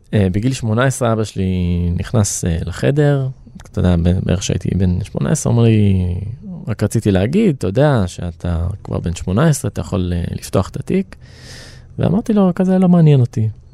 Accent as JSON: {"language": "Hebrew", "town": "Rehovot", "region": "Central District", "country": "Israel", "tie": "born or raised there", "said": "אני מאומץ מהארץ, נולדתי ברחובות"}